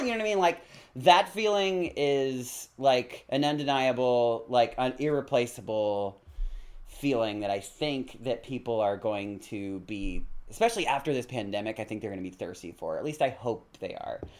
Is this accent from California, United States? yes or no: yes; California, United States; I grew up in California